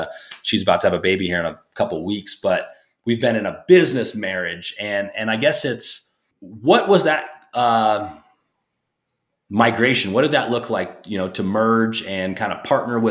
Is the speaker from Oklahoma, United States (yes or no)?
no; Alaska, United States; now in Colorado, United States; I'm from Alaska